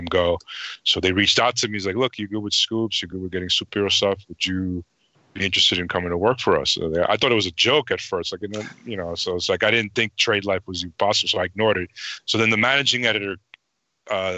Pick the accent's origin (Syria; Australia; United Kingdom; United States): United States; New York City, New York; now in Los Angeles, United States; I'm from Flushing